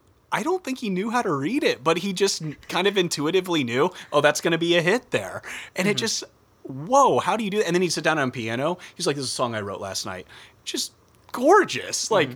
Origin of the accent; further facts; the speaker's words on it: Midwest, United States; we're from the Midwest